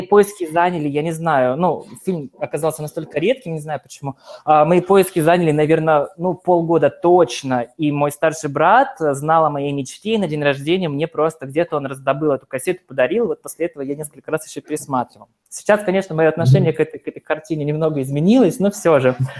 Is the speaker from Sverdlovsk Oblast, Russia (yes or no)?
yes; Yekaterinburg, Sverdlovsk Oblast, Russia; я из Екатеринбурга